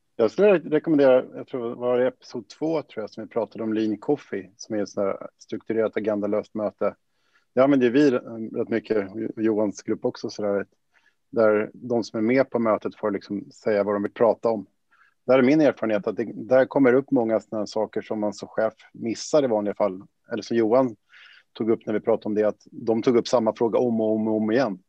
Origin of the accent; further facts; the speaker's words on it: Sweden; som man som svensk